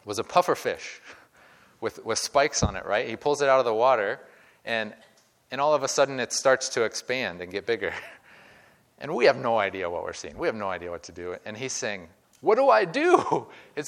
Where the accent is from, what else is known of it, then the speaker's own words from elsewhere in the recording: Midwest, United States; I grew up in the Midwest.